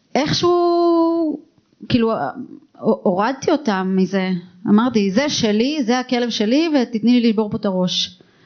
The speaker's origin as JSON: {"language": "Hebrew", "country": "Israel", "tie": "born or raised there", "also_born_or_lived": "Tel Aviv / Hod HaSharon", "said": "אני גדלתי במושב"}